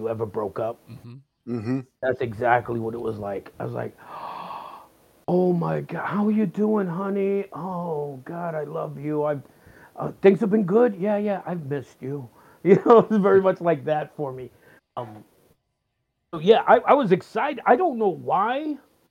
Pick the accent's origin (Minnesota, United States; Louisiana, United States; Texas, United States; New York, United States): New York, United States; New York City; As a kid growing up in the Bronx